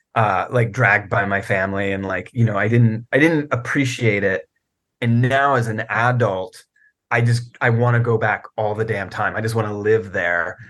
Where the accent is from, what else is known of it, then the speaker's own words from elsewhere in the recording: Virginia, United States; I grew up in Virginia